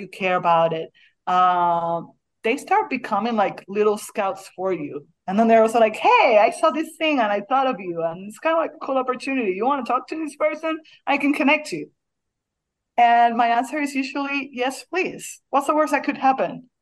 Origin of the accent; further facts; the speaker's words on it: Puerto Rico; moved away; also born or lived in Beirut; I say it in Spanish because I'm from Puerto Rico